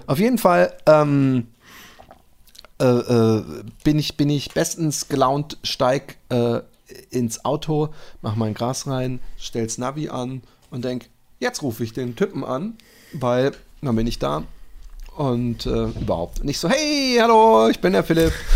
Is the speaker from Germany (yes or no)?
no; Netherlands; bei uns in Holland